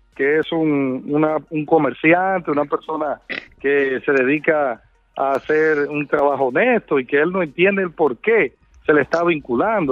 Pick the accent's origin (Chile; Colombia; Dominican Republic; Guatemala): Dominican Republic; como periodista, como dominicano